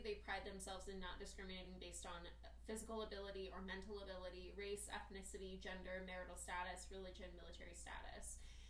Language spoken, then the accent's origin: English; New York, United States; So I grew up in the North Bronx, and really liked it as a child